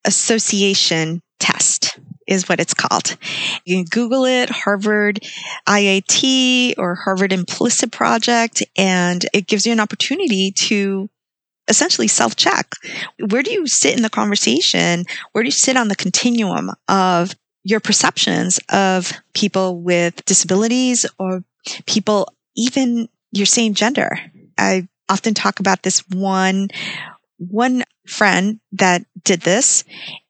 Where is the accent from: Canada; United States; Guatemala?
Guatemala; moved away; I was born in Guatemala